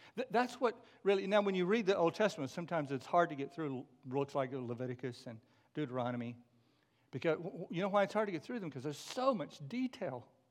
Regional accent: McKinney, Texas, United States; moved away; my hometown of McKinney, Texas

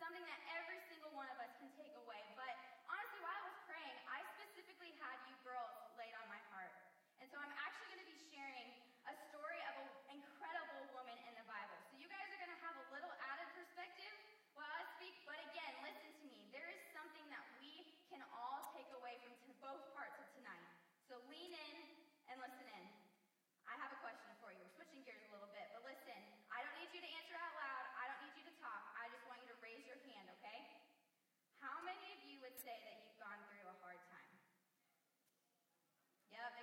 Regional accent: Indiana, United States; moved away as an adult; I grew up in Indiana for a long time

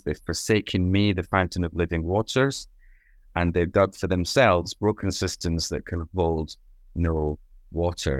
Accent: Scot, Scotland, United Kingdom; now in Loughton, United Kingdom; I'm a Scot

